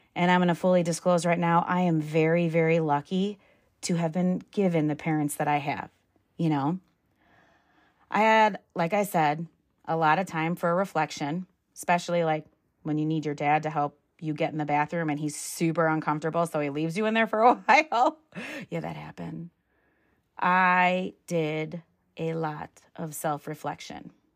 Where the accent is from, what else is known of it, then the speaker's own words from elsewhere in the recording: Midwest, United States; moved away; I'm from the Midwest. I'm the damn Yankee.